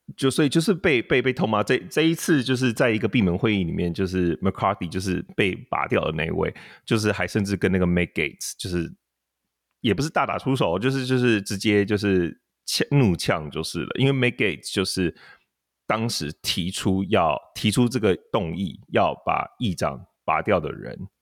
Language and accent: Chinese; Taiwan; 他可能是不知道我是台湾人